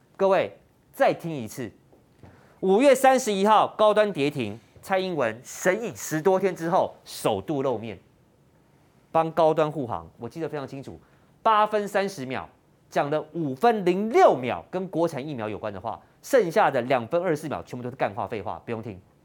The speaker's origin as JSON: {"language": "Chinese", "country": "Taiwan", "said": "我们台湾人"}